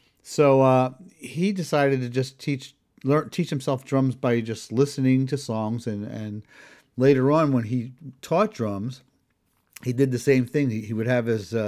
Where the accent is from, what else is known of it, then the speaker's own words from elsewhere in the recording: Philadelphia, Pennsylvania, United States; I grew up in Northeast Philadelphia